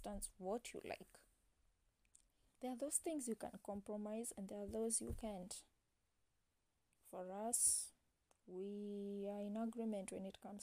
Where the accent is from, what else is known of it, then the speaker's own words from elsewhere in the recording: Kenya; I'm an African, I'm a Kenyan, raised Christian